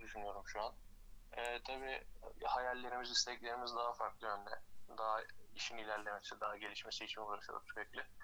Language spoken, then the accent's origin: Turkish; Tekirdağ, Turkey; Tekirdağlıyım doğma büyüme.